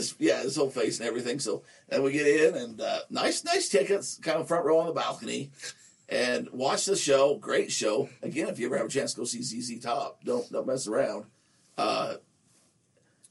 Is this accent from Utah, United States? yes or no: yes; Nephi, Utah, United States; I'm friends with a guy we grew up in Nephi together